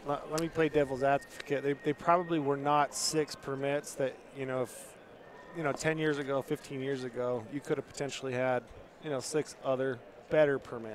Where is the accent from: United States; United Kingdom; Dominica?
United States; Utah; in Utah, my home state